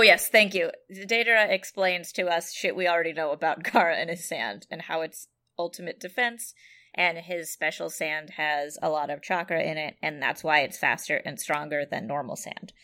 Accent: San Jose, California, United States; my hometown of San Jose, California

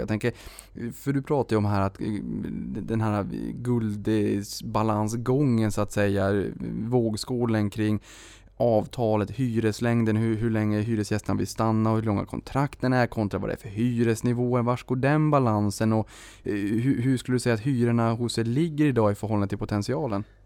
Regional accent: Boden, Norrbotten County, Sweden; also born or lived in Luleå; now in Stockholm, Sweden; Jag kommer ju från Boden, Luleå, Rostbollen, Notviken

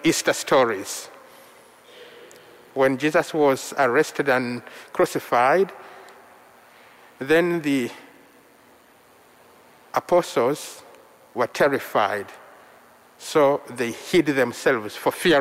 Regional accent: Central Region, Uganda; first language Luganda; English is a second language; My mother tongue is Luganda from central Uganda, spoken by the Baganda people, and I'm one of them

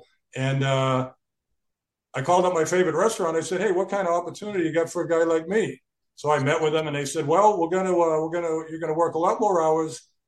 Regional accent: Cambridge, Massachusetts, United States; moved away; I grew up in Cambridge, you know, right. You know, hung out at Harvard, University, played football at, in Harvard Stadium for my Thanksgiving Day game.

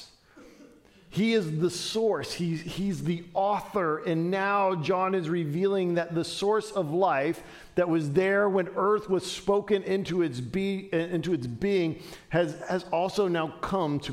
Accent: Dayton, Ohio, United States; growing up in Dayton, Ohio

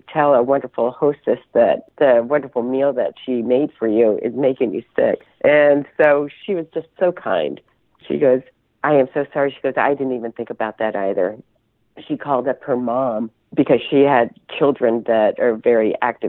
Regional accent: Maine, United States; I come from Maine

